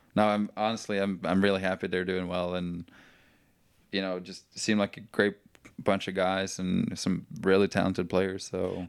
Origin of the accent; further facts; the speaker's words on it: Norway; moved away as an adult; now in Chattanooga, United States; I'm from Norway.